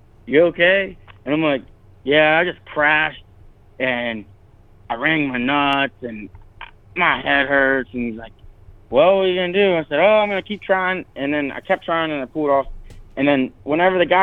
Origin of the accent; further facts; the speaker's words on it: Maryland, United States; I'm from Maryland